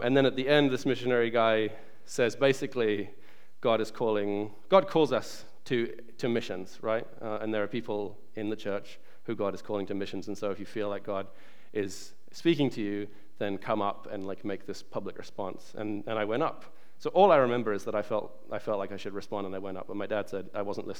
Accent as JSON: {"language": "English", "country": "New Zealand", "tie": "born or raised there", "also_born_or_lived": "England", "moved": "yes", "said": "I was born in England, but I grew up in New Zealand because my family moved there when I was 6 years old"}